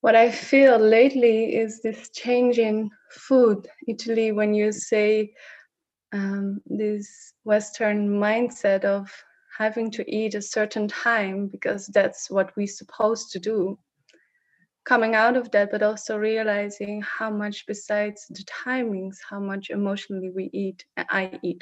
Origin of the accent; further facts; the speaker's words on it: Netherlands; first language Dutch; English is a second language; I am Dutch, but I'm almost sometimes at times unable to actually talk in Dutch when it comes to expressing myself, what is there. And it's interesting because Dutch is my native language.